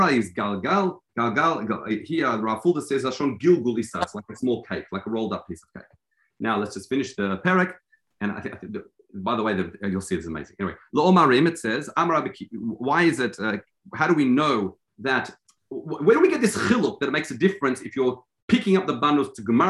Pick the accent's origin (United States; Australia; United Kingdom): Australia; I'm Australian